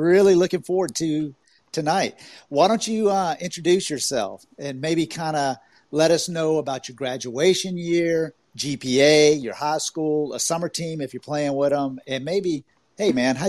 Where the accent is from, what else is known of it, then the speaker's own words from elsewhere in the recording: Augusta, Georgia, United States; now in Orlando, United States; I'm down here in Orlando, Florida, but I'm originally from Augusta, Georgia